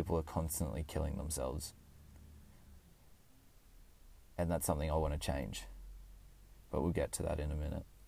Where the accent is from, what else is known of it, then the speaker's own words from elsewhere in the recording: Orange, New South Wales, Australia; also born or lived in Canberra, Australian Capital Territory; I went back to my hometown, which was Orange